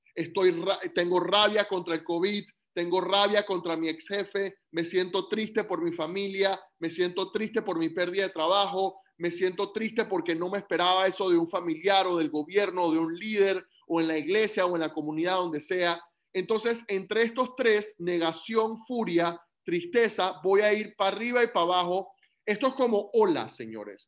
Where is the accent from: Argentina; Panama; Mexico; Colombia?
Panama; Yo como panameño, nacido y crecido en Panamá